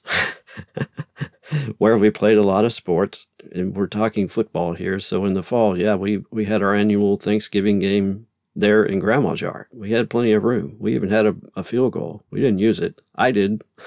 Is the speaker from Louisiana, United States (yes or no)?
yes; Louisiana, United States; I grew up in Louisiana